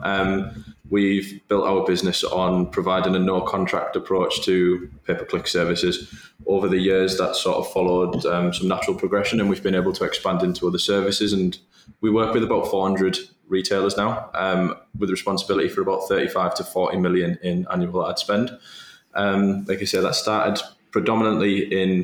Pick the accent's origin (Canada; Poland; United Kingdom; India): United Kingdom; Middlesbrough, North East England; home for me always has been and always will be Teesside. I was born and bred in Middlesbrough